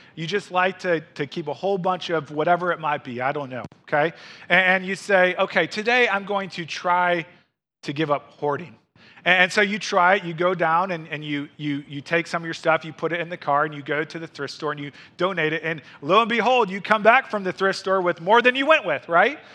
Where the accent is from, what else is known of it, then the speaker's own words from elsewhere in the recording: Missouri, United States; moved away as an adult; now in Wisconsin, United States; I was raised in Missouri